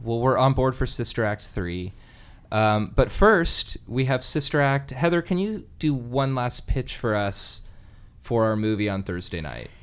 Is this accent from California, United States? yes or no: yes; Alameda, California, United States; I'm from Alameda